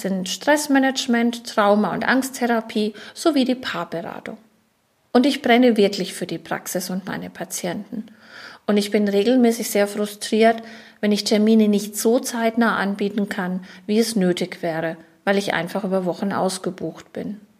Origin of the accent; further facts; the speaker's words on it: Schweinfurt, Bavaria, Germany; Ich bin in Schweinfurt-Unterfranken geboren und als Kaufmannstochter aufgewachsen. Ich bin verheiratet, wir haben zwei erwachsene Kinder und wir leben und arbeiten in Schweinfurt.